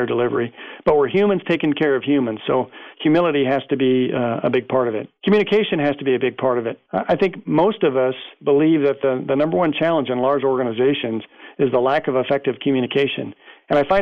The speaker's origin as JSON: {"language": "English", "country": "United States", "said": "as an American"}